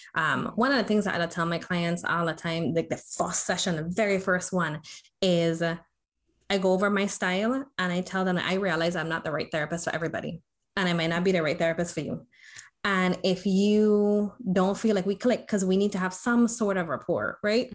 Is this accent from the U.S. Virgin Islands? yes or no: yes; U.S. Virgin Islands; also born or lived in Florida; in the Virgin Islands, where I'm originally from, um, born and raised on St. Croix